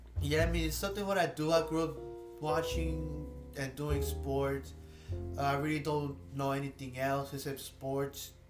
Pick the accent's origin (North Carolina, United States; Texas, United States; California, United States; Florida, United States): Texas, United States; Duncanville; I was born and raised in Duncanville